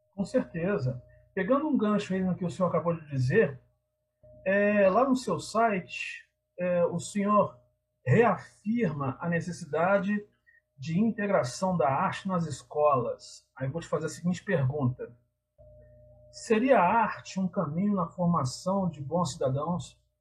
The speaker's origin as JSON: {"language": "Portuguese", "town": "Tiradentes", "region": "Minas Gerais", "country": "Brazil", "moved": "as an adult", "lives_now": "São João del-Rei, Brazil", "said": "eu sou de, eu tô morando em São João do Rei, mas eu sou de Tiradentes"}